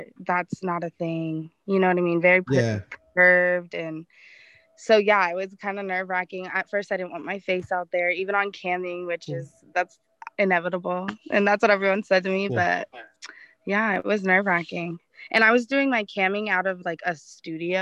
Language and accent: English; Arizona, United States; I grew up in Arizona